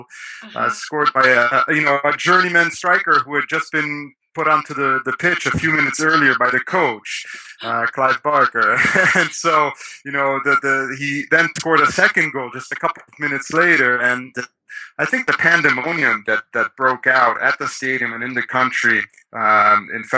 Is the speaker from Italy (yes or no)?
yes; Rome, Lazio, Italy; I was born in Rome, Italy, and grew up there